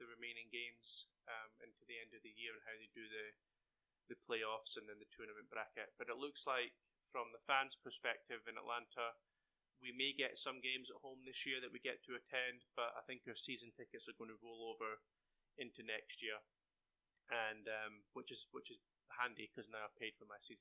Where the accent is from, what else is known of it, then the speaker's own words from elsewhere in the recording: Scotland, United Kingdom; now in Cedartown, United States; from being Scottish